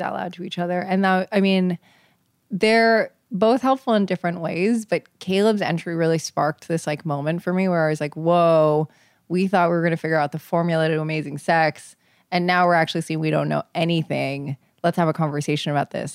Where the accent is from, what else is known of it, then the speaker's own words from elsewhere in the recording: New York City, New York, United States; I am 28 years old from New York City